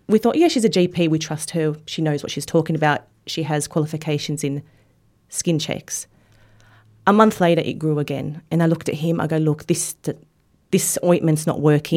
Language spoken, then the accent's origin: English; Australia; living in Australia and growing up in Australia